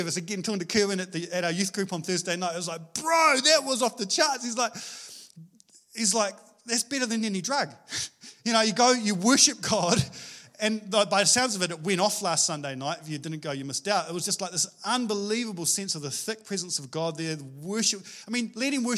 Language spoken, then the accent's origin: English; Scotland, United Kingdom; moved away; I'm Scottish